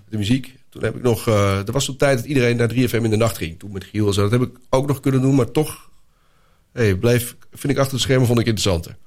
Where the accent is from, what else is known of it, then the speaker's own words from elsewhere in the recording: Netherlands; ik uit Nederland kwam